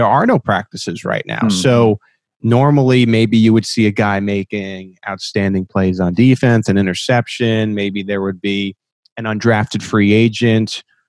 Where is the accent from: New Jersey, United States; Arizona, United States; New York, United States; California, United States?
New York, United States; now in Kansas City, United States; I grew up in New York.